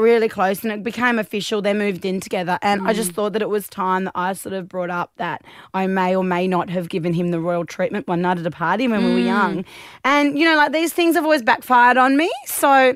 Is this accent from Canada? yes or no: no; Australia; being Australian